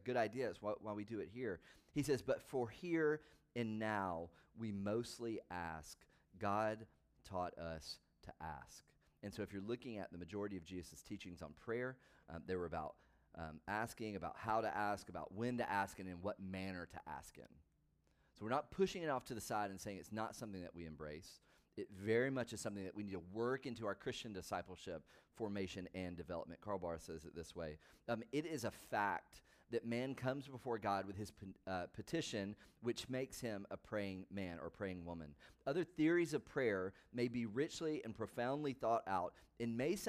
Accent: the South, United States; I grew up in the South

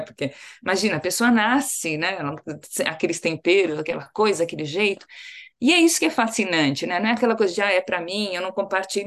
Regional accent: São Paulo, Brazil; eu falo muito orgulhosa como paulista também, além de como brasileira

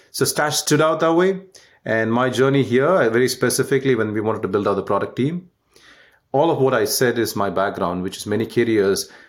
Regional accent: Canada; I'm Canadian right now the Canada, US, UK, and India.

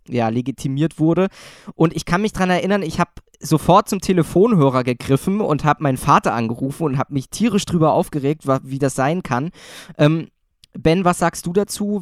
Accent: Thuringia, Germany; moved away; also born or lived in Saxony; ich komme ja jetzt ursprünglich aus Thüringen

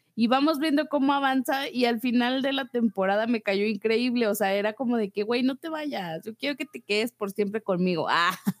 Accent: Mexico; como mexicanos

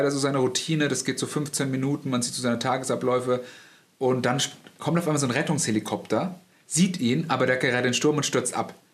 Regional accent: Hesse, Germany; Architekt, ich komme aus Nordhessen.

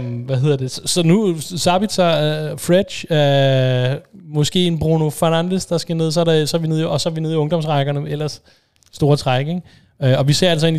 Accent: Denmark; som dansker

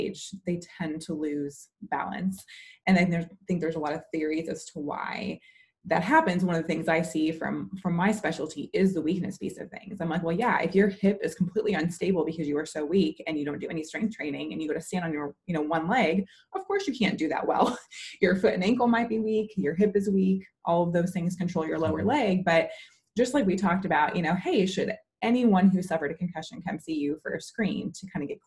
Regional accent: Chicago, Illinois, United States; I'm from Chicago

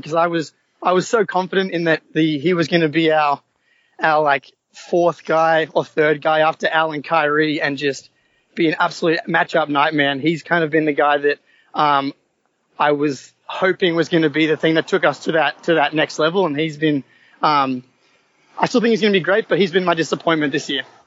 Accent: Sydney, New South Wales, Australia; I'm from Sydney, Australia.

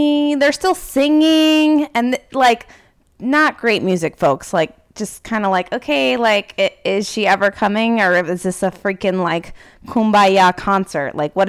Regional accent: California, United States; I grew up in California and they never come to California.

